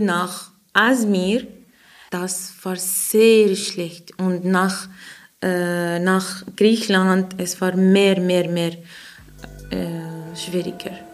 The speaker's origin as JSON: {"language": "German", "country": "Iraq", "second_language": "German", "moved": "yes", "said": "ich komme aus dem Irak"}